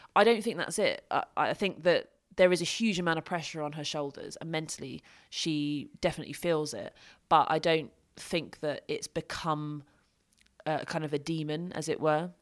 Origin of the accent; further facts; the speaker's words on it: United Kingdom; I'm from Britain